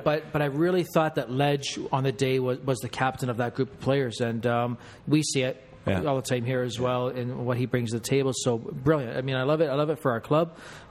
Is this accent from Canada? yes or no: yes; Canada; I guess I am going to be Canadian and politically correct.